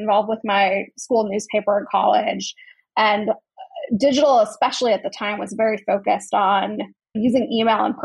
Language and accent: English; Chicago, Illinois, United States; I grew up in the northern suburbs of Chicago.